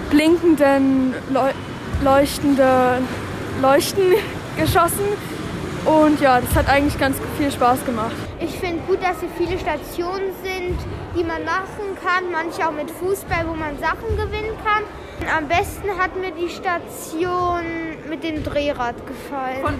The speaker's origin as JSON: {"language": "German", "town": "Dortmund", "region": "North Rhine-Westphalia", "country": "Germany", "said": "ich bin elf Jahre alt und ich komme aus Dortmund."}